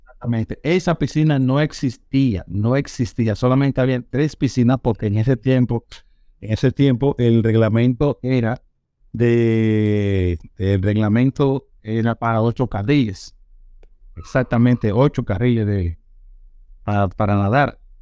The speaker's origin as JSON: {"language": "Spanish", "town": "Santo Domingo", "region": "Distrito Nacional", "country": "Dominican Republic", "tie": "born or raised there", "said": "Nació en Santo Domingo, nací, bueno, me crié en Villajuana y en la zona colonial"}